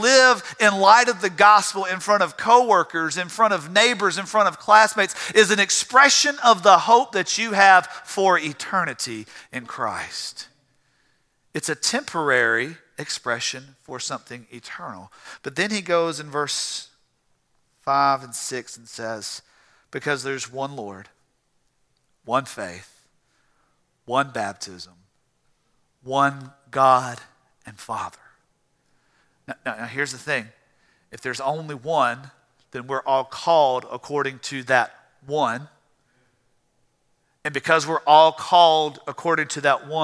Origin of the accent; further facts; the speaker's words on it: Tifton, Georgia, United States; my hometown of Tifton